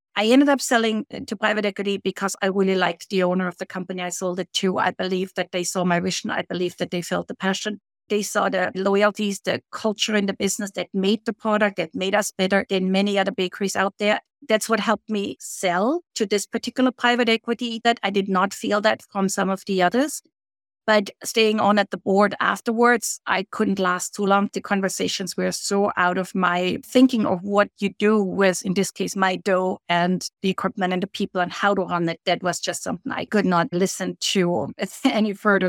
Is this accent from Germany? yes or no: yes; Germany; moved away as an adult; now in Canada; I grew up in Germany, but I immigrated as a young woman to Canada.